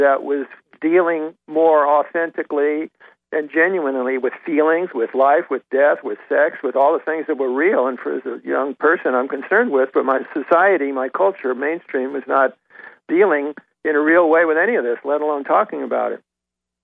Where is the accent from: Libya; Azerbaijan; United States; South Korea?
United States; Washington, District of Columbia; growing up in Washington, D.C.